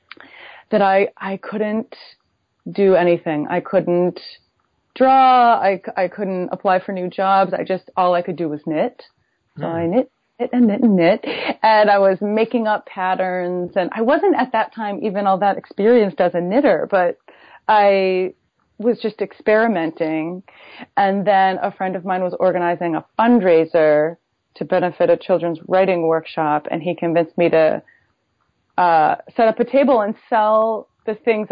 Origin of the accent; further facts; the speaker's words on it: Buffalo, New York, United States; moved away as an adult; also born or lived in New Haven, Connecticut / San Francisco, California; I grew up in Buffalo, New York